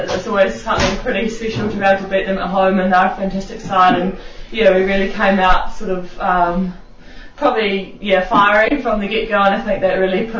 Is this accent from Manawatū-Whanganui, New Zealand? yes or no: no; Christchurch, Canterbury, New Zealand; I am actually from Christchurch as well myself